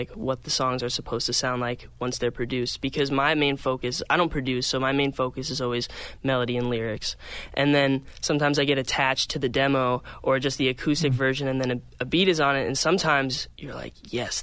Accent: Phoenix, Arizona, United States; moved away; I'm from Phoenix, Arizona

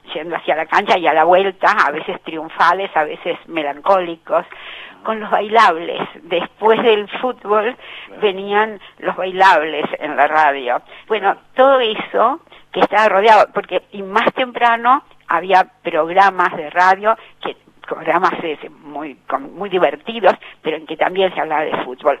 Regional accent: Argentina

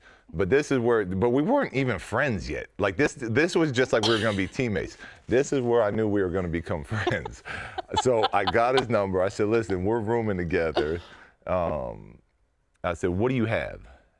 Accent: San Diego, California, United States; born or raised there

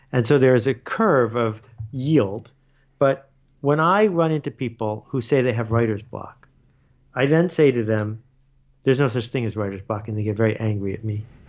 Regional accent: Buffalo, New York, United States; I grew up in Buffalo

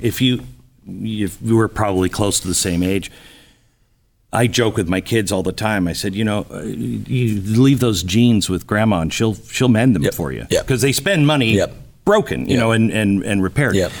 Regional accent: West Coast, United States; moved away; I grew up on the West Coast.

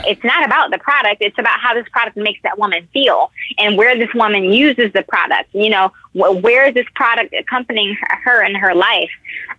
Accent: Detroit, Michigan, United States

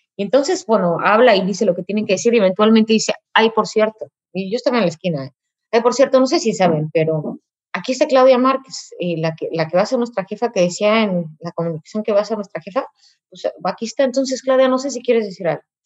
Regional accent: Mexico; first language Spanish; de mi país, de mi cultura

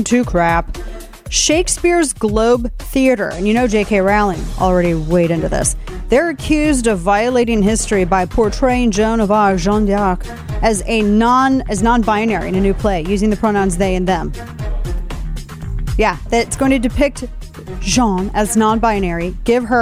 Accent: Missouri, United States; my home state of Missouri

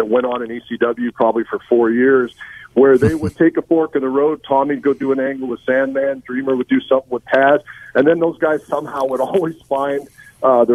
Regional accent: Winnipeg, Manitoba, Canada; I grew up on Nick Bockwinkel being my world heavyweight champion in Winnipeg with the AWA

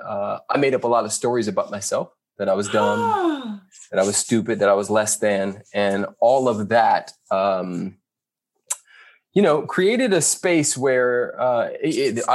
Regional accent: Carson, California, United States; also born or lived in Compton; raised in Carson

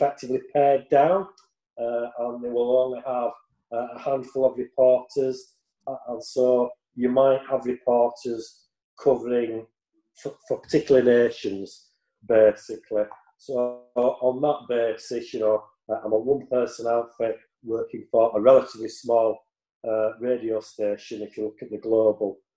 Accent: Yorkshire and the Humber, United Kingdom; I'm a Yorkshireman

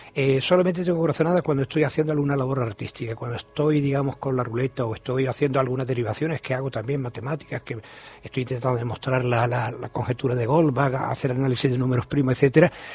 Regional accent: Seville, Andalusia, Spain; also born or lived in Madrid; realmente me siento sevillano, que nací en Madrid, pero mi padre era militar y estaba destinado allí. Pero somos familia toda andaluza

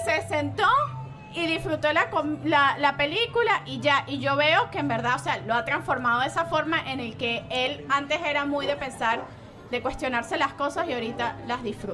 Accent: Venezuela; moved away; la cultura de nuestras raíces de Venezuela

